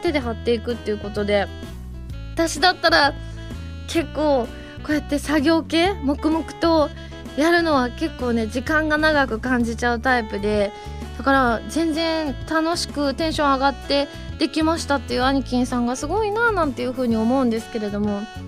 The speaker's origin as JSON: {"language": "Japanese", "region": "Osaka", "country": "Japan", "tie": "born or raised there", "said": "私ね、あのね、関西人なんですけど、大阪出身なんですけれども"}